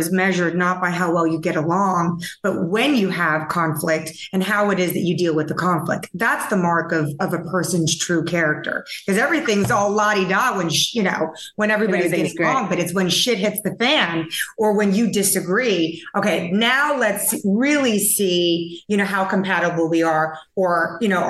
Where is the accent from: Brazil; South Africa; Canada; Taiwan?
Taiwan; now in United States; when I grew up in Taiwan